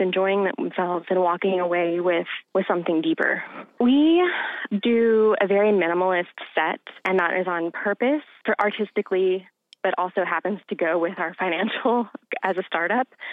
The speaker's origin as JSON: {"language": "English", "region": "Eastern Shore", "country": "United States", "tie": "born or raised there", "said": "that's where I grew up was on the Eastern Shore."}